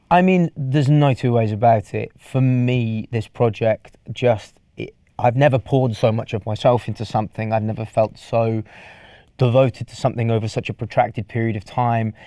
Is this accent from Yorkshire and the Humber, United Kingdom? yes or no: no; Welsh, Wales, United Kingdom; I'm Welsh